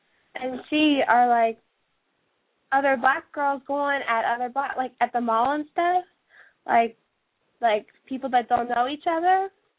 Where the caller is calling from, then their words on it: Cincinnati, Ohio, United States; I was in the chat room, and I'm calling from Cincinnati.